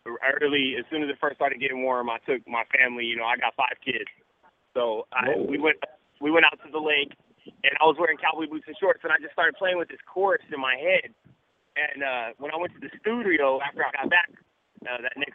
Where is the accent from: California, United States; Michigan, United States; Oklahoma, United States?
Oklahoma, United States; Lawton; I'm from Lawton